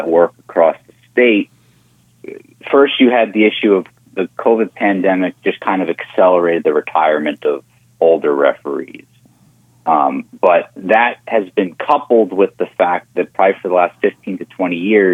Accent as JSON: {"language": "English", "area": "Long Island", "region": "New York", "country": "United States", "moved": "yes", "lives_now": "New Hampshire, United States", "said": "I'm originally from New York"}